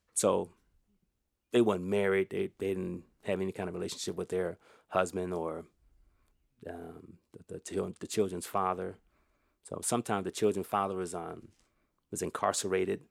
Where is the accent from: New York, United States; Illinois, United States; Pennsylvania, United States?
Illinois, United States; Elgin; I'm an Elgin knight, you know, so I was, wasn't born in Elgin, but I was raised in Elgin all of my life.